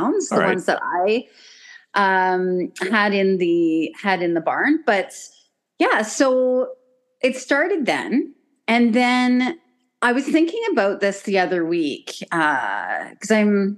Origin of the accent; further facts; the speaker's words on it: Stratford, Ontario, Canada; I'm a farm girl, so I grew up just outside of Stratford, and so growing up on a farm